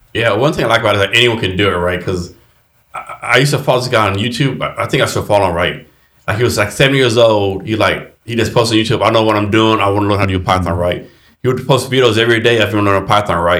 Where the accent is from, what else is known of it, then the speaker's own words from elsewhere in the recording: Texas, United States; I'm from Texas too